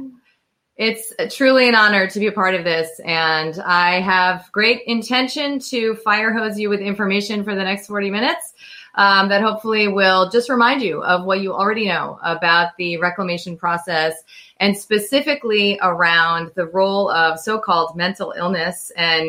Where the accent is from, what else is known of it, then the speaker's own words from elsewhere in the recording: United States; I'm American